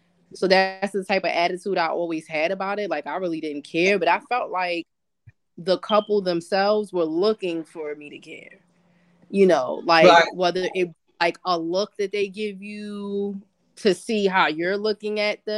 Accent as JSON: {"language": "English", "region": "New York", "country": "United States", "also_born_or_lived": "Pigtown, Baltimore", "moved": "yes", "said": "But a lot of my family is mixed. So, and then I'm from New York."}